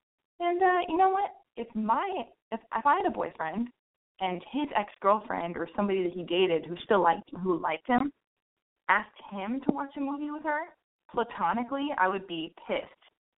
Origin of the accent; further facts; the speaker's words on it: Los Angeles, California, United States; You know, I was born and raised in Los Angeles.